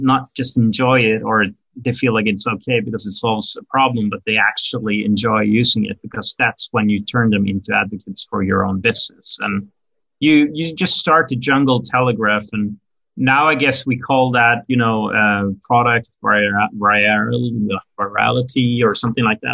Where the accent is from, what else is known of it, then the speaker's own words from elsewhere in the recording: Norway; moved away as an adult; also born or lived in Brooklyn, New York; now in New York, United States; I'm actually, you know, born and raised in Norway in Europe